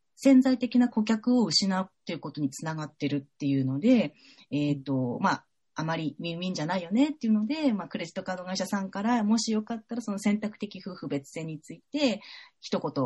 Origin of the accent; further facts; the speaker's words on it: Fukushima, Japan; moved away as an adult; also born or lived in Saitama; now in Tokyo, Japan; 私、福島県出身